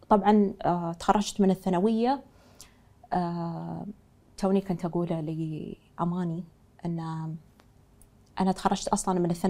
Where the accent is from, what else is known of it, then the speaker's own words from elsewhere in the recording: Dubai, United Arab Emirates; يعني ربيت في في هالدولة وعشت فيها وانا من من ترابها يعني فدايما تلهمني في سرعتها في الانجاز وخاصه انا من دبي